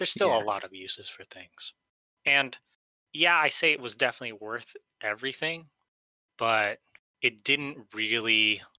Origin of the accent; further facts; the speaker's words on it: Philippines; I'm Filipino